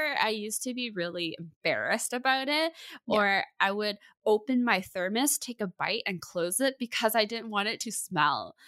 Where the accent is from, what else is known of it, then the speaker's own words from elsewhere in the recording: Burnaby, British Columbia, Canada; born and raised in Burnaby